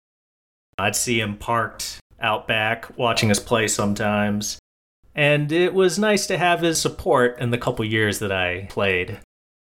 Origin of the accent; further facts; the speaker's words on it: New England, United States; I grew up in the New England area.